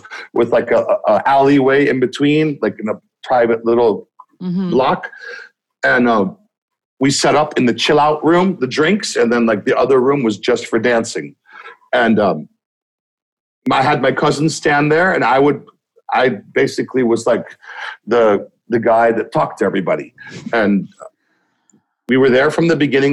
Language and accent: English; Los Angeles, California, United States; I am from Los Angeles, California. That's where I got into the scene